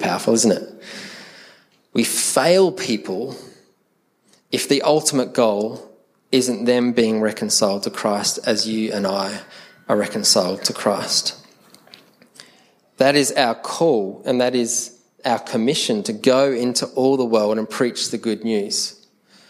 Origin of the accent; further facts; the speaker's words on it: Adelaide, South Australia, Australia; accent: Adelaide; Because the Adelaide accent sounds very English. We're very proper and posh in the way that we speak.